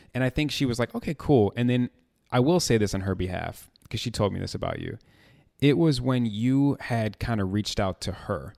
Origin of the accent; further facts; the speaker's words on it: Chicago, Illinois, United States; born and raised in Chicago